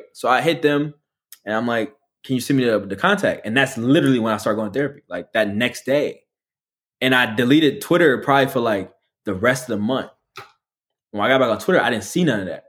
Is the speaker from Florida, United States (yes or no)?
no; Detroit, Michigan, United States; moved away as an adult; also born or lived in Los Angeles; I'm just a nigga from Detroit